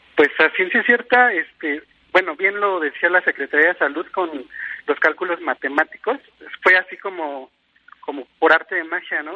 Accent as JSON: {"language": "Spanish", "country": "Mexico", "said": "como mexicano"}